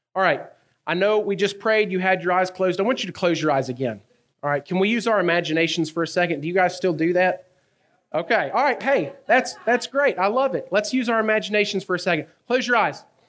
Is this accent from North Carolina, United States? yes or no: yes; North Carolina, United States; accent: Southern; also born or lived in Cumberland, Maryland; From the South, North Carolina. I've lived there almost my entire life